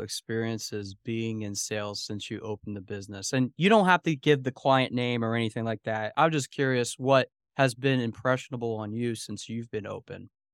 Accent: Lancaster, Pennsylvania, United States; Lancaster, Pennsylvania, which is my hometown

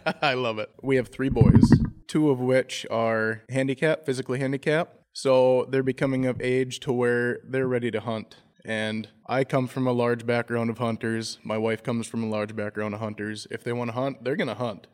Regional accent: Browerville, Minnesota, United States; I'm from Browerville, Minnesota

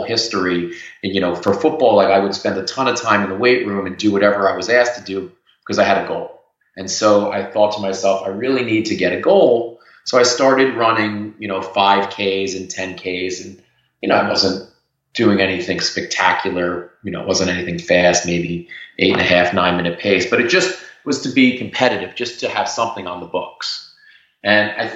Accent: New Jersey, United States; moved away as an adult; also born or lived in London, United Kingdom / Geneva, New York; now in New York, United States; I grew up in New Jersey

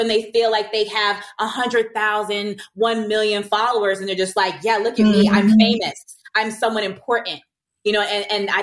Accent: Virginia Beach, Virginia, United States; first language English; moved away; I'm from Virginia Beach. I'm going home next month

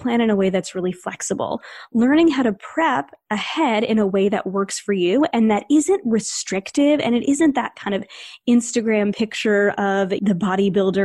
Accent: New England, United States; I grew up in New England, and this is a little bit of a generalization, I guess, but we're fast-paced around here

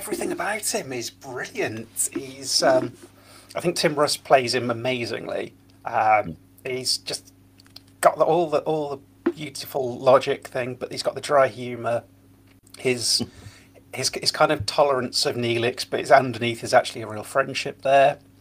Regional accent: Lincoln, East Midlands, United Kingdom; my hometown of Lincoln

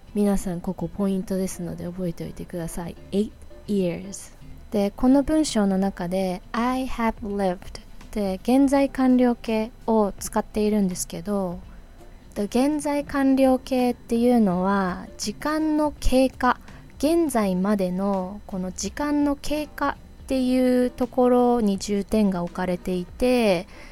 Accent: Hokkaido, Japan; now in New York, United States; I was born and grew up in Hokkaido I am でいう場合は変わらない事実私が北海道出身であることは変わらない事実

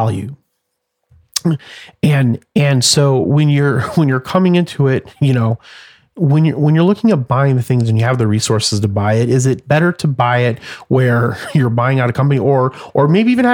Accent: Phoenix, Arizona, United States; this great city and this great state and the people that are in the state and my hometown

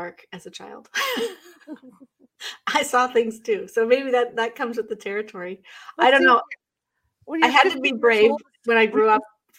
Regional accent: Northwest, United States; now in Northeast, United States; And because I'm a West Coast girl, I grew up in the Northwest.

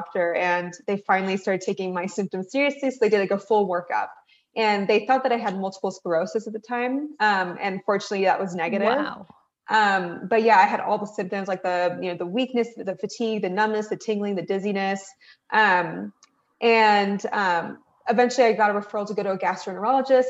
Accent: Reno, Nevada, United States; I am a first generation American. My parents are from Iran. We grew up in Reno, Nevada, which is on the western part of the US.

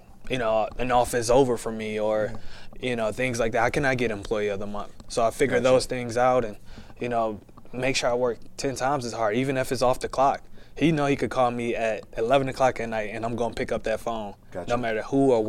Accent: Detroit, Michigan, United States; now in Texas, United States; I'm from Detroit, Michigan

